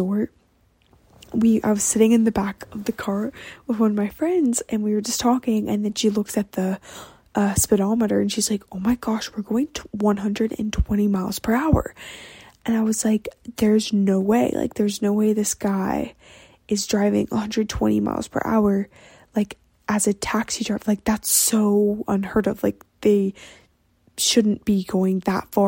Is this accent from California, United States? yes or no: no; Texas, United States; I'm Texan